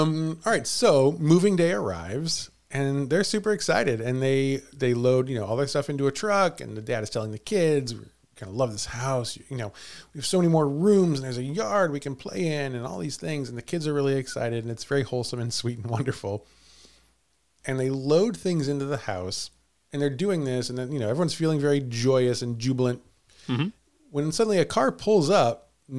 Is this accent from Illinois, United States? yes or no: no; Villa Ridge, Missouri, United States; moved away; I grew up in Villa Ridge, Missouri, which is, you could call it one town over, although Villa Ridge is unincorporated, technically speaking.